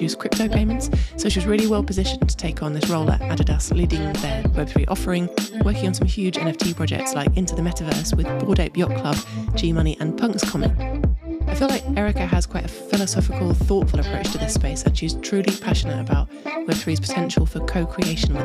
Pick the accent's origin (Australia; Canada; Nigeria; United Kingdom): United Kingdom; I say it a bit differently as a Brit